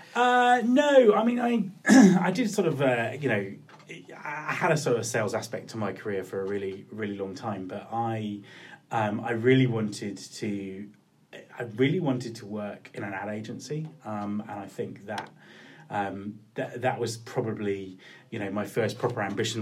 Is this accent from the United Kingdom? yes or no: yes; Kent, South East England, United Kingdom; moved away as an adult; also born or lived in Cornwall / Winchester; now in Scotland, United Kingdom; I lived in Cornwall till I was about eight, and then my parents moved to Kent. So um, I spent most of my formative years on the Kent coast